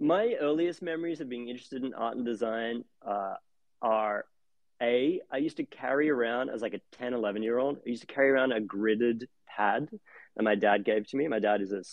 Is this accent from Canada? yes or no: no; Australia; moved away as an adult; now in Brooklyn, United States; growing up in Australia